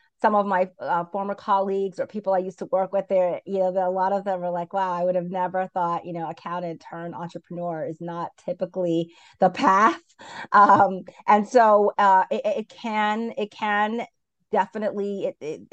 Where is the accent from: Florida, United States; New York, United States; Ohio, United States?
New York, United States; New York City; also born or lived in Brooklyn; I grew up in Queens, and currently I live in Brooklyn